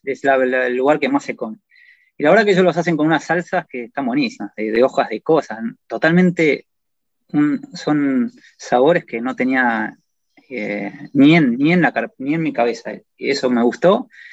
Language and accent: Spanish; Argentina; moved away; como sos argentino, todos te invitan y te dan caballos